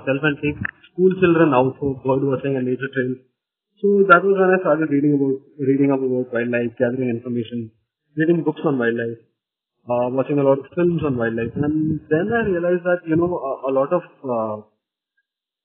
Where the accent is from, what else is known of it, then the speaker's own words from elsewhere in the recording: Nagpur, Maharashtra, India; I'm from a very small town. I'm from Nagpur, where, you know, there isn't much information about alternative careers